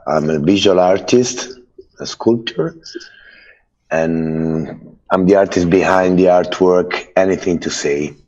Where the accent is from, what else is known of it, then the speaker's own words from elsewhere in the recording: Rome, Lazio, Italy; I come from Italy, Rome